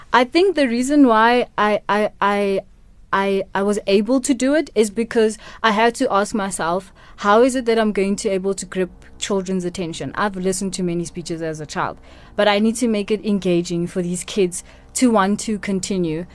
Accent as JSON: {"language": "English", "town": "Kimberley", "region": "Northern Cape", "country": "South Africa", "tie": "born or raised there", "also_born_or_lived": "Mahikeng, North West, South Africa", "first_language": "Setswana", "second_language": "English", "said": "Kimberley to be with, to be raised by my grandparents."}